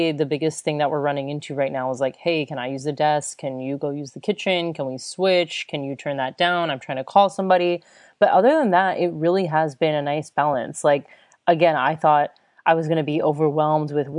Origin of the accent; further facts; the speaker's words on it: United States; moved away as an adult; also born or lived in Chicago / Florida / Australia; now in Germany; I was from the US